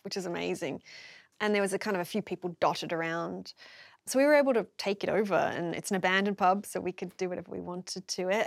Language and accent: English; Melbourne, Victoria, Australia; I'm from Melbourne, like, in the inner city